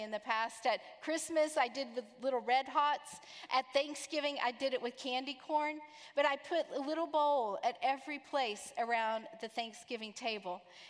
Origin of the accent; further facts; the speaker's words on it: Texas, United States; now in Orlando, United States; I'm from Texas